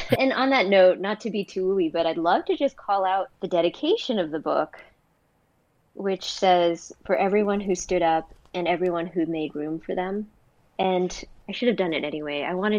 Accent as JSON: {"language": "English", "country": "Thailand", "said": "nothing was Thai. This is my home country, and so I sort of got to work."}